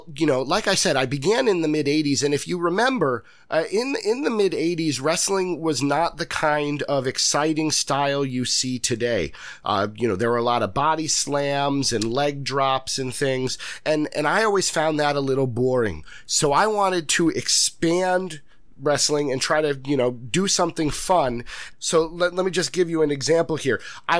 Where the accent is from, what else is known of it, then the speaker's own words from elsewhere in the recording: Lansing, Michigan, United States; I always want to pay respects to the areas in which I was born and raised, you know, and I am from Lansing, Michigan.